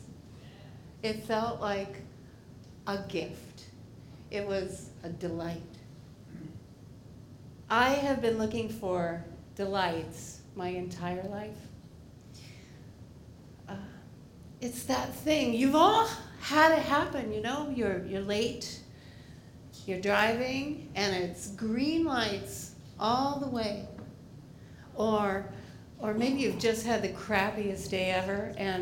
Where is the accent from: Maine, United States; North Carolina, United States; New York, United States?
Maine, United States; when I was a kid growing up in Maine